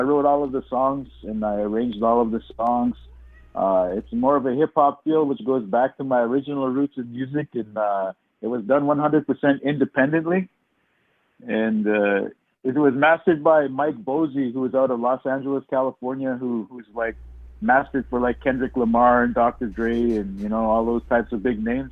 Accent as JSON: {"language": "English", "area": "Little Saskatchewan First Nation, Interlake", "region": "Manitoba", "country": "Canada", "said": "I come from the Little Saskatchewan First Nation, located in the heart mm-hmm. of the mm-hmm. Interlake"}